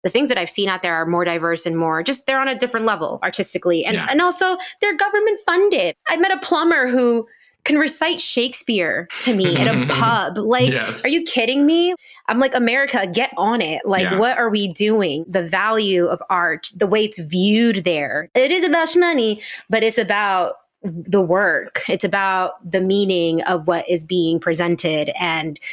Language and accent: English; New York, United States; I'm from New York. My family is from New York.